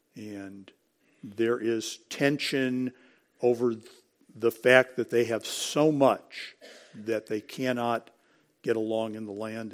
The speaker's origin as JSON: {"language": "English", "country": "United States", "said": "We're, we're American, and we're coming back to the United States, which is our home"}